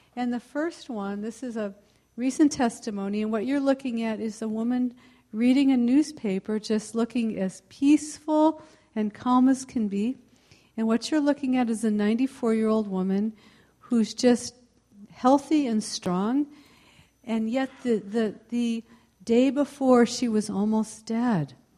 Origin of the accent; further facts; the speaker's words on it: Palo Alto, California, United States; I am from the uh, mid peninsula, I'm from the Palo Alto area